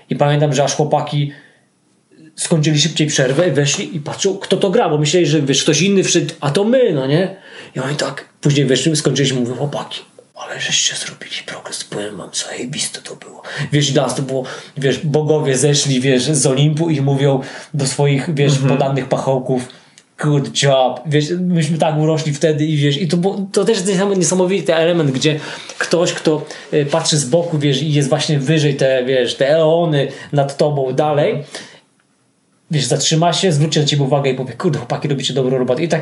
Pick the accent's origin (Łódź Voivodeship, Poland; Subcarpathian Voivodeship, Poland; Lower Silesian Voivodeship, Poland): Subcarpathian Voivodeship, Poland; Bieszczady; moved away; also born or lived in Kielce / Costa Rica; to stąd pochodzę, pochodzę z Bieszczadów, e, chociaż e, szukaliśmy, mieszkając w Kielcach, szukaliśmy czegoś w okolicach Kielc